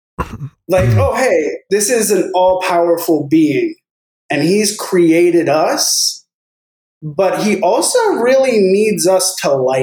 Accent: Livermore, California, United States; Livermore, the tiny town that I grew up in, you've probably heard, you know, the Fusion news that came out this week, where that's my hometown

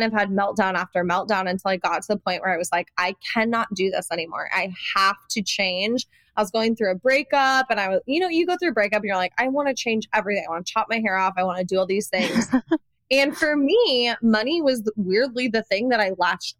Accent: Iowa, United States; I come from Iowa, so I had this like Midwestern work ethic

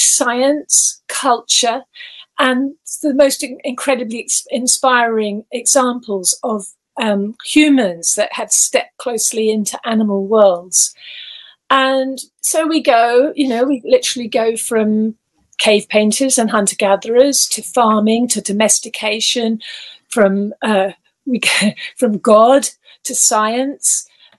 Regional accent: Gibraltar; born there; I was born in Gibraltar. We had a Spanish nanny. My dad was in the army

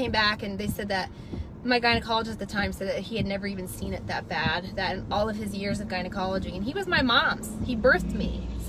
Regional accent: Indiana, United States; I am from Indiana.

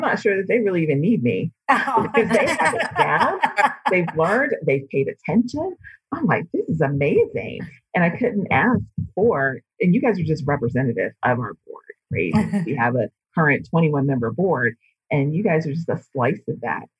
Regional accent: Midwest, United States; also born or lived in Hawaii / Alaska / Washington State; now in Tempe, United States; I'm originally from the Midwest

